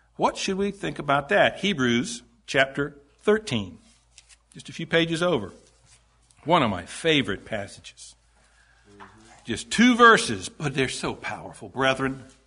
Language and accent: English; Greenville, South Carolina, United States; I was born in Greenville, South Carolina